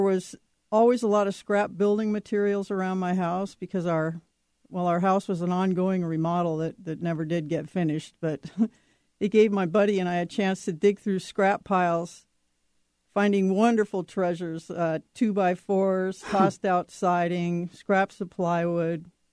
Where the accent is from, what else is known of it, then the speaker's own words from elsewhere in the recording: Seattle, Washington, United States; also born or lived in Montana; we moved from Montana out here to Seattle when I was nine